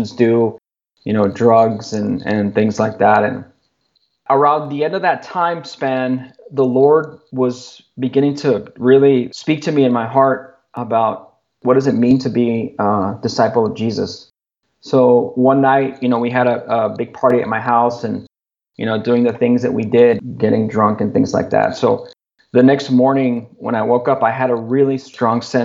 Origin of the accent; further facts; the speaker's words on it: Laredo, Texas, United States; moved away as an adult; now in Austin, United States; friends that I grew up with in Laredo. There's a few of us here that moved from Laredo to Austin